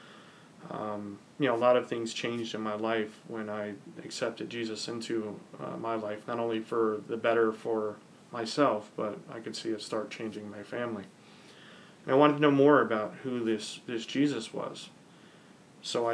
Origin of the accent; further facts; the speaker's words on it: Ocean County, New Jersey, United States; I grew up in Ocean County, New Jersey